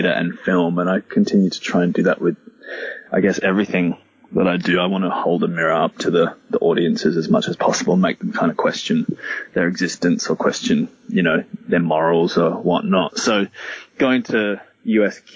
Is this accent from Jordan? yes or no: no; Gold Coast, Queensland, Australia; I'm originally from Queensland, so the culture up here is kind of a bit scarce, or you really have to look for it, especially on the Gold Coast.